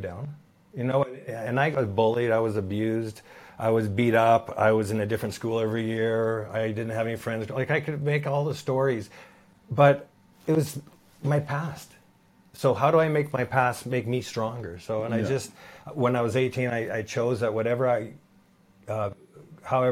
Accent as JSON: {"language": "English", "town": "Vancouver", "region": "British Columbia", "country": "Canada", "said": "I was from Vancouver"}